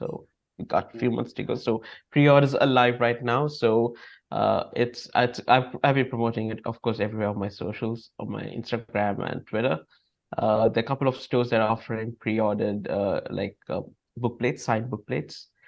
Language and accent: English; Sri Lanka; I'm from Sri Lanka, I'm a Buddhist from Sri Lanka.